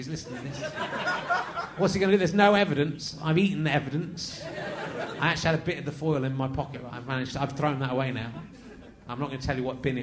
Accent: Somerset, South West England, United Kingdom; I grew up in Somerset

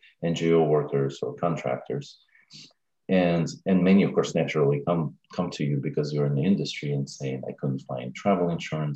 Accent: Russia; also born or lived in Stevens Point, Wisconsin / Brighton; now in Virginia, United States; I'm originally from Russia, and I speak Russian, English

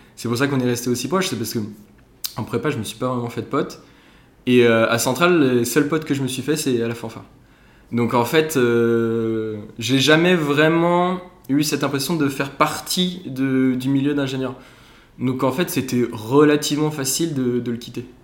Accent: Ensisheim, Grand Est, France; moved away as an adult; also born or lived in Lyon; je viens d'Alsace à la base. J'ai fait euh, toutes mes études jusqu'au bac en Alsace, mon petit village d'Ensisheim

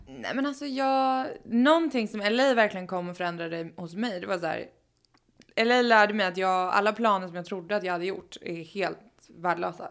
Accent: Sweden; moved away as an adult; now in Los Angeles, United States; Jag var hemma i Sverige för första gången på fyra år

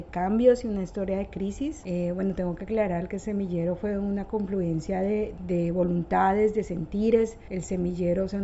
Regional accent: Bogotá, Bogotá Capital District, Colombia; Eh, soy cachaca, soy de, Bogotá, pero mis padres son del sur del Tolima, eh, son, bueno, como todos nuestros padres son campesinos, también víctimas de la violencia.

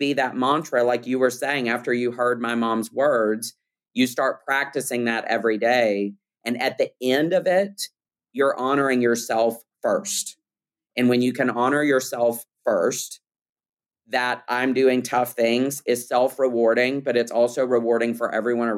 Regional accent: Birmingham, Alabama, United States; moved away; growing up in Birmingham, Alabama

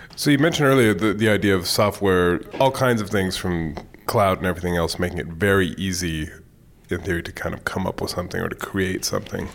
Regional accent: Bay Area, California, United States; moved away as an adult; I grew up in the Bay Area

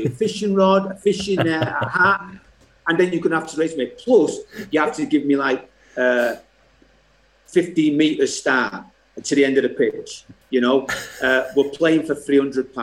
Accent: Salford, North West England, United Kingdom; growing up in Salford

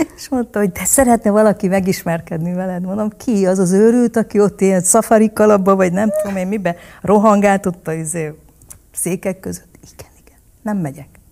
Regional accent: Hungary; also born or lived in Vietnam / Munich, Germany / Vienna, Austria; Ez csak Magyarországhoz köt

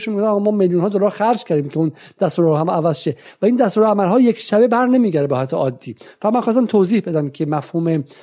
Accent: Tehran, Tehran Province, Iran; born there; من چون در تهران به دنیا آمدم و ایرانی محسوب میشم

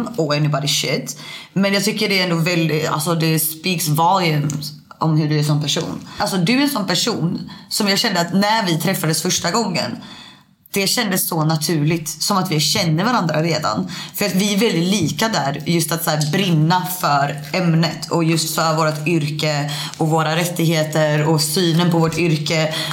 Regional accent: Sweden; jag som svensk

